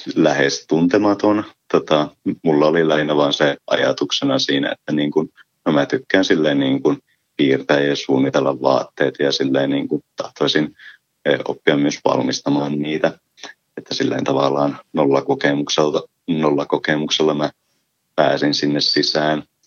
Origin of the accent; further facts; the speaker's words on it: Ylitornio, Lapland, Finland; Olen Ylitornilta kotoisin